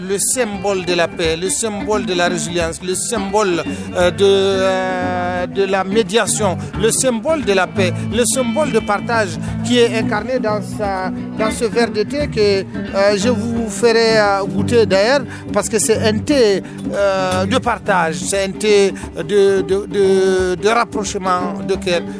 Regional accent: Niger; Je suis euh, euh, un Nigérien, je suis du Niger.

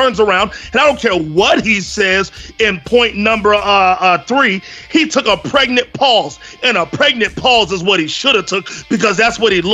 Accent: Virginia, United States; now in Texas, United States

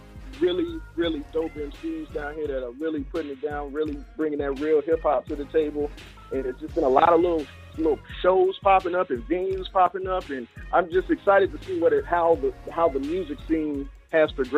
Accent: Mobile, Alabama, United States; moved away as an adult; now in Tallahassee, United States; born and raised in Mobile, Alabama, man. Currently reside in Tallahassee, Florida

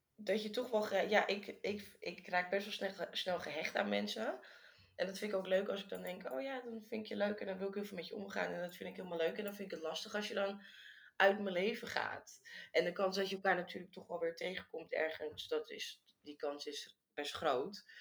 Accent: Amsterdam, North Holland, Netherlands; moved away as an adult; also born or lived in Bali; now in Vietnam; ik kom uit Amsterdam

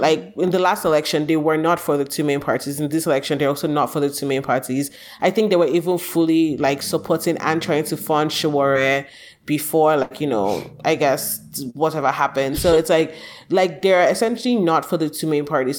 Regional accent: Nigeria; moved away; I do think we are more Nigerian outside of Nigeria than we are, like, tribal

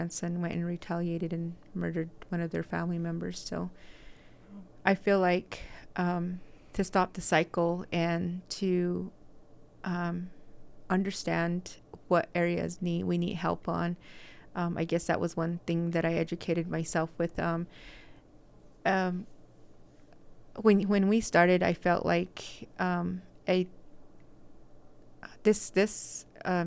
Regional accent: Red Mesa, Arizona, United States; now in Salt Lake City, United States; I am originally from Red Mesa. I live here in Salt Lake

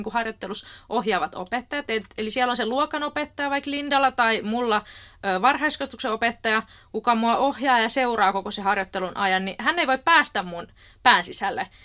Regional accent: Helsinki, Uusimaa, Finland; moved away; Oikeastaan tuota Rauman kampukselta, eli Rauman opettajan koulutuslaitokselta, ja mä oon alun perin kotoisin Helsingistä.

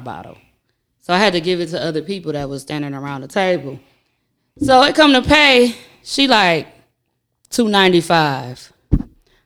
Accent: United States; because we are American

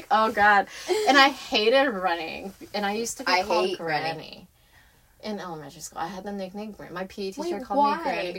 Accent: San Francisco, California, United States; born or raised there; also born or lived in Fremont

